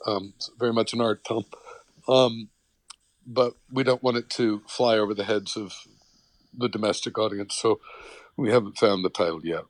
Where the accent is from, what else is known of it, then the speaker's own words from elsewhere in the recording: New York City, New York, United States; I was born in Brooklyn